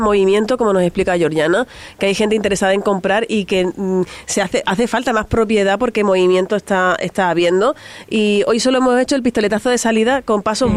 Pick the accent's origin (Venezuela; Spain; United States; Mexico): Spain; accent: canaluz (Canarian-Andalusian mix); also born or lived in Andalusia / Canary Islands; yo tengo el acento cana, canaluz